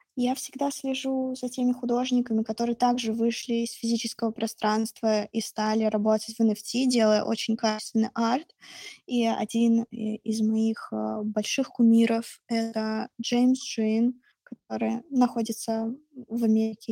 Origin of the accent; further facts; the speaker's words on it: Russia; я из России